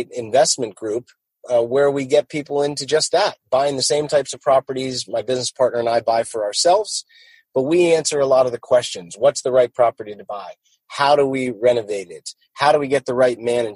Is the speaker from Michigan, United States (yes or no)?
no; New Jersey, United States; also born or lived in Bakersfield, California; now in Jacksonville, United States; I grew up in North Jersey, just a half hour from Wall Street.